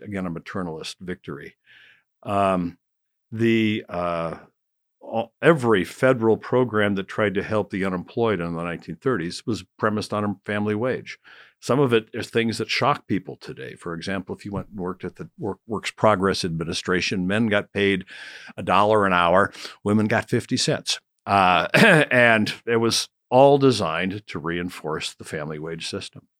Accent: Rockford, Illinois, United States; my hometown of, of Rockford

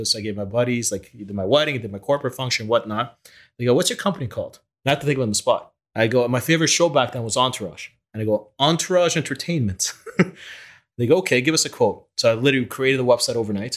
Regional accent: Canada; English is a second language; also born or lived in Ukraine / Israel; moved to Canada when I was 8 years old

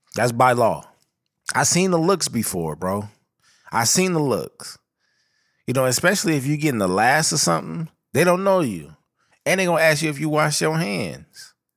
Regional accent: Southern California, United States; I come from Southern California

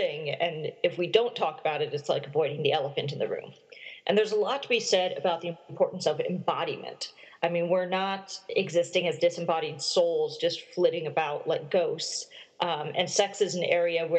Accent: South Dakota, United States; moved away as an adult; now in Oxford, United Kingdom; I'm originally from South Dakota

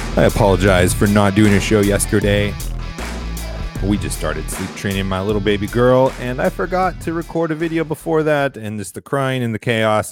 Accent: Florida, United States; my home state of Florida

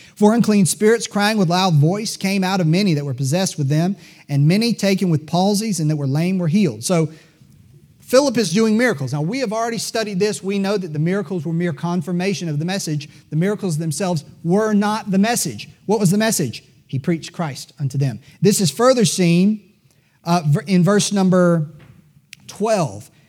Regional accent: Greenville, South Carolina, United States; I was born in Greenville, South Carolina

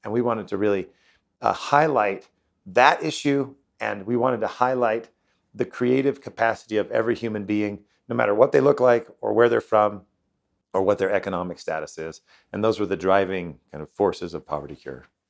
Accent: United States; I'm from the United States

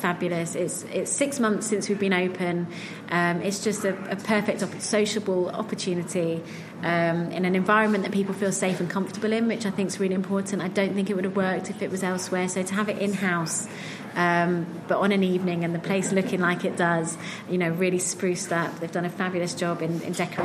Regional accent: United Kingdom; I'm Jewish, I'm British, I'm middle class, I live in a different area

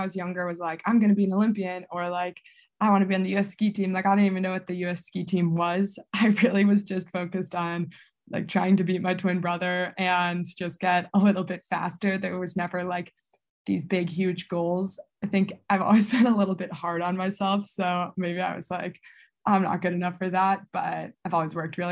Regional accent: Buffalo, New York, United States; Coming from Buffalo

